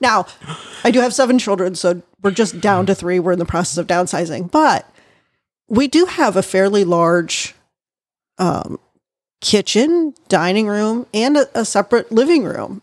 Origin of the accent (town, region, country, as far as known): United States